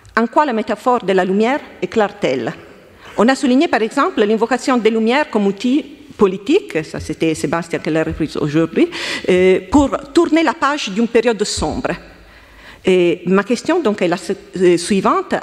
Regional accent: Italy; accent: Italian; French is a second language; now in France; je suis italienne, comme vous pouvez entendre de mon accent

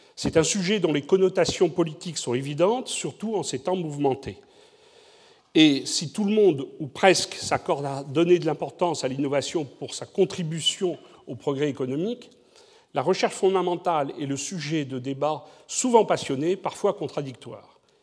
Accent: Bordeaux, Nouvelle-Aquitaine, France; je suis bordelais

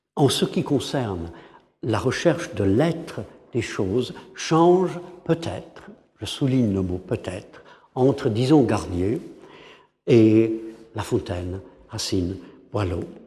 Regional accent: England, United Kingdom; French is a second language; En tant qu'anglais

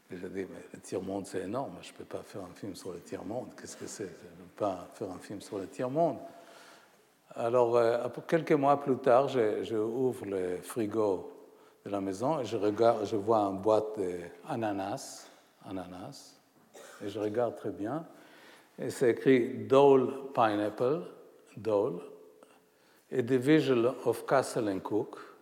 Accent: Haifa, Haifa District, Israel; ma ville natale, Haïfa

